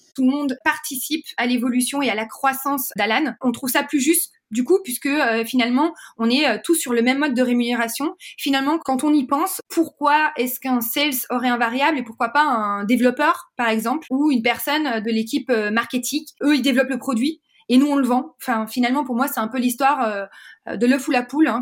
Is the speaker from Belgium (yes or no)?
yes; Belgium; moved away; je suis belge